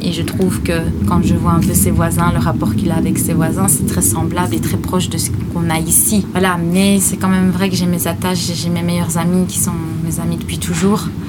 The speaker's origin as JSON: {"language": "French", "area": "Ardennes", "region": "Wallonia", "country": "Belgium", "also_born_or_lived": "Brussels / Paris", "accent": "Ardennes", "moved": "as an adult", "said": "je suis ardennaise ou le fait que je suis belge"}